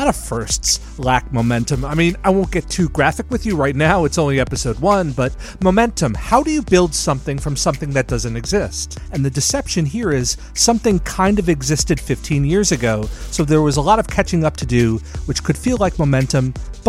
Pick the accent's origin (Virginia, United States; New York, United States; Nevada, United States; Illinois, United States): New York, United States; You can tell I'm from New York